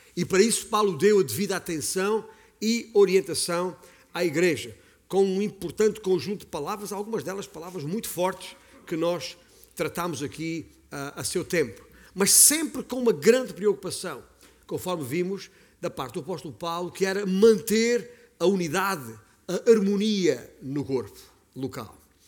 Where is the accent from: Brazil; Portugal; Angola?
Portugal; Beja, Alentejo; eu nasci em Beja, no Alentejo